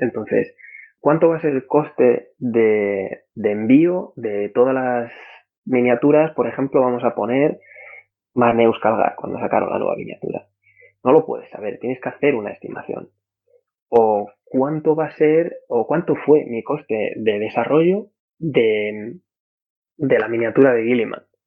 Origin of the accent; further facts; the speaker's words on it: Madrid, Community of Madrid, Spain; moved away as an adult; en la Carlos III de Madrid, de donde yo soy